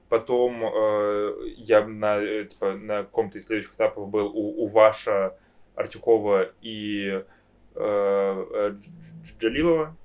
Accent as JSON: {"language": "Russian", "region": "Moscow", "country": "Russia", "tie": "born or raised there", "said": "я, я рос в Москве, типа, в сильно либеральном обществе"}